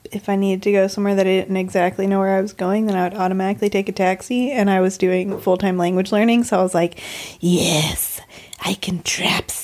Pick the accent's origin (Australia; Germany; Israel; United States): United States; Arkansas; I grew up in Arkansas.